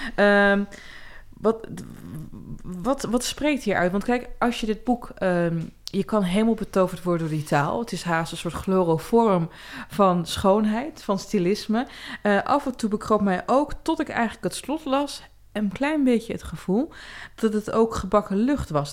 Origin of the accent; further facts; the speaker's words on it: Twente, Overijssel, Netherlands; Ik kom uit Twente